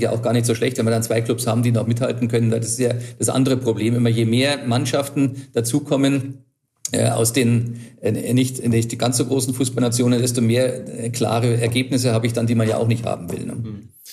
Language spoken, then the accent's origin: German; Germany; bei uns in Deutschland